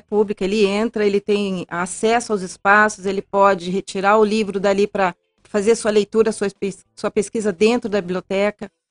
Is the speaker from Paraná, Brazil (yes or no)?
yes; Londrina, Paraná, Brazil; moved away as an adult; now in Ponta Grossa, Brazil; Eu sou de Londrina